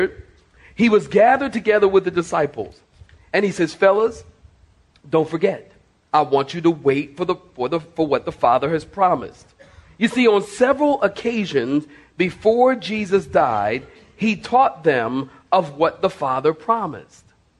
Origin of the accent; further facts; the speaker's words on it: Philadelphia, Pennsylvania, United States; moved away; I was born and raised in Philadelphia